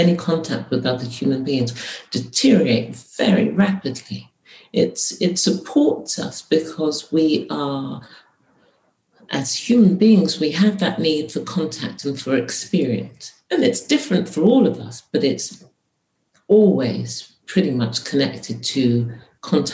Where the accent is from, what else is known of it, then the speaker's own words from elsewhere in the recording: United Kingdom; So I was born here, I am British, but my mother is not from here